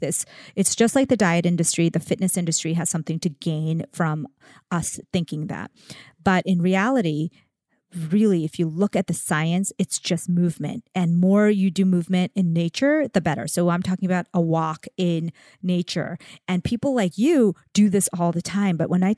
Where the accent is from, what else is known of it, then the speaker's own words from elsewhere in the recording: India; I'm Indian.